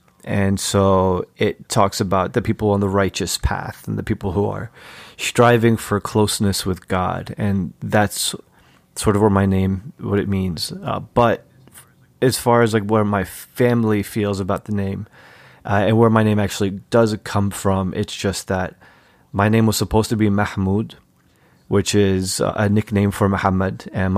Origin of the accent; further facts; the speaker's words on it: United States; as an American Muslim, as an American Egyptian, it's always been hard for me to parse like how American I am or how Egyptian I am.